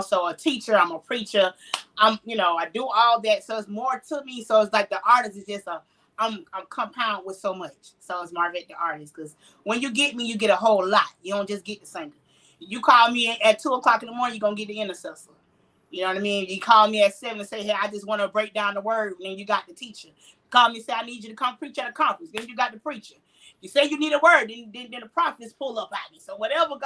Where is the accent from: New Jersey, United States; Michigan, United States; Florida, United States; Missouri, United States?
Florida, United States; Jacksonville; I am born and raised in Jacksonville. Duval County